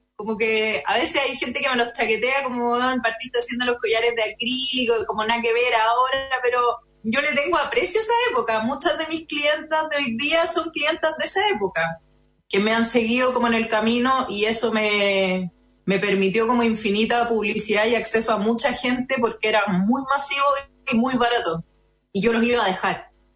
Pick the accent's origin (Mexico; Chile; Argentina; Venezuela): Chile; Los Andes, Valparaíso; also born or lived in San Felipe, Chile / Santiago, Chile; Yo nací en San Felipe, aunque siempre digo que soy de los Andes